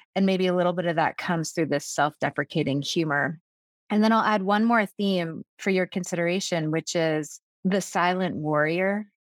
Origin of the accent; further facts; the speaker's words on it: Vermont, United States; I'm a hippie from Vermont